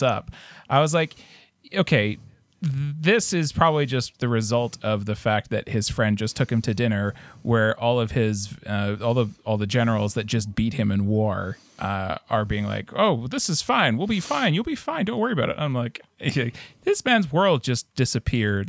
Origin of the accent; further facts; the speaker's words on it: Canada; as a Canadian